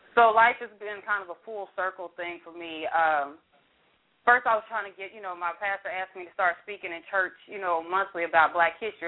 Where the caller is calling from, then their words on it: Fort Worth, Texas, United States; I'm calling from Fort Worth, Texas